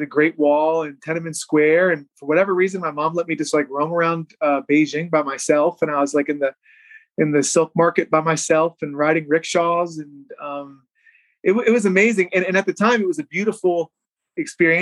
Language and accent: English; Newville, Pennsylvania, United States; south central Pennsylvania, small town called Newville, Pennsylvania, outside of Harrisburg